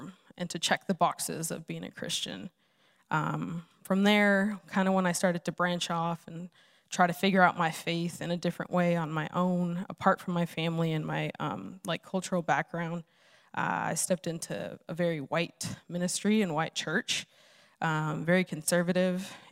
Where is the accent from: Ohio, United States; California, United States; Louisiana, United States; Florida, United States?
California, United States; Los Angeles; now in Phoenix, United States; I'm originally from Los Angeles